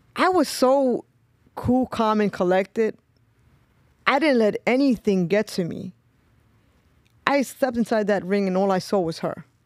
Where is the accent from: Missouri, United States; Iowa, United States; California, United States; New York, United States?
New York, United States; New York City; I grew up in East New York. So, I grew up in a very tough, um, area.